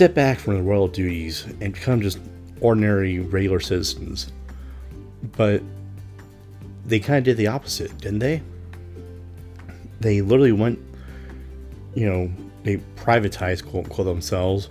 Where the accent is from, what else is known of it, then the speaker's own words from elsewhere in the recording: United States; being American myself